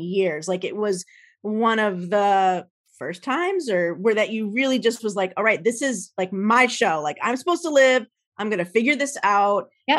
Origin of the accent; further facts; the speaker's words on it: New Jersey, United States; moved away as an adult; also born or lived in Minnesota; I grew up in Jersey, so I know a little bit of snow